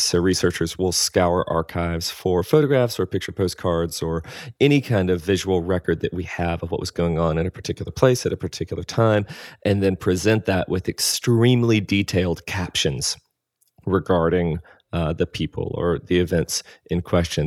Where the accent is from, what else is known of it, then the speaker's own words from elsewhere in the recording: the South, United States; as a Southern boy